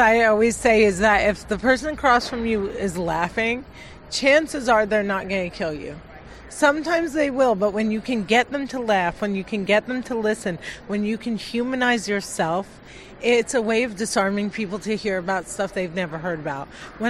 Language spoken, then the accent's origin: English; New Jersey, United States; And I'd say, "I'm from Jersey." Growing up, my parents taught me to dream big, and like most Muslim girls growing up in America